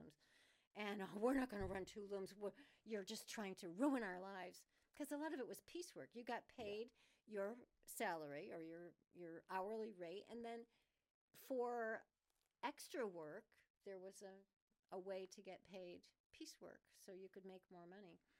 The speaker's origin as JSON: {"language": "English", "town": "Manchester", "region": "Connecticut", "country": "United States", "tie": "born or raised there", "said": "I grew up in the North End. We used to have to go past the Hilliard Mills to get to Hartford"}